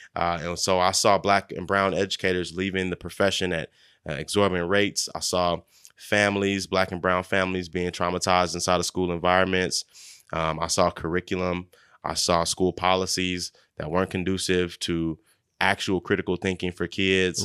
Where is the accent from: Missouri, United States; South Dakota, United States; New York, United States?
Missouri, United States; Kansas City; I grew up at seventy-fifth and Truce. Um, my, my mother and grandmother stay on forty-first and, and Prospect.